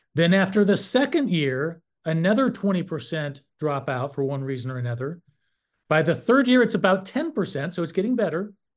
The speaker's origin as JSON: {"language": "English", "region": "North Carolina", "country": "United States", "said": "I'm from North Carolina, and I served for twelve years on the N C H E board"}